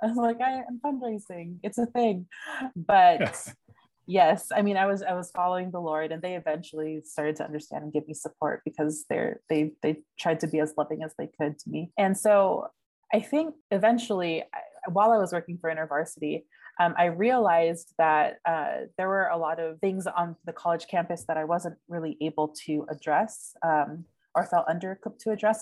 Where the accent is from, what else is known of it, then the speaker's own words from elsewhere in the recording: San Bernardino, California, United States; moved away as an adult; now in Pasadena, United States; I am currently living in the Pasadena area, although I'm originally from San Bernardino. So, shout out to my Inland Empire and 909ers. so, yes, SoCal born and raised.